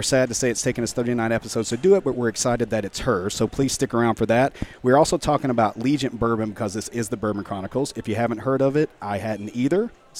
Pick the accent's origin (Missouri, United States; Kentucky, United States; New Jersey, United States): Kentucky, United States; the people that listen to the show know I'm from Kentucky